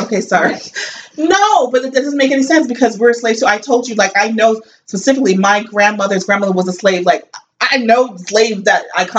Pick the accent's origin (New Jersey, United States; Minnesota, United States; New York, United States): New Jersey, United States; I grew up in Jersey.